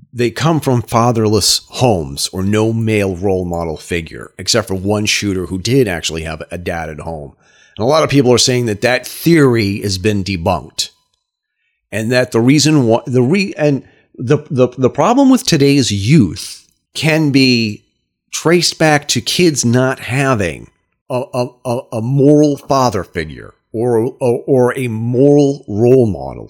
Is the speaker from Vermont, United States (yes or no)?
yes; Brattleboro, Vermont, United States; my hometown, Brattleboro, Vermont